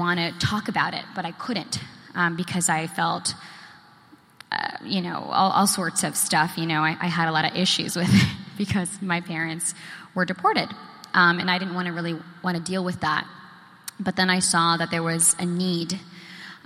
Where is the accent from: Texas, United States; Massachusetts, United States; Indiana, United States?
Massachusetts, United States; Boston; also born or lived in New Jersey; I was born in New Jersey, but I was raised in Boston